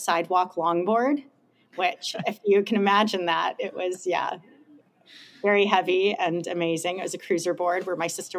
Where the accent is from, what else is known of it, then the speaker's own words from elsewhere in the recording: Los Angeles, California, United States; moved away as an adult; also born or lived in Hilo, Hawaii / Colorado; now in Whidbey Island, United States; I'm an Angeleno. I grew up in Los Angeles. I was born in Hawaii. On the island of Hawaii, actually in Hilo, which is the wet side. I grew up in Hollywood, actually.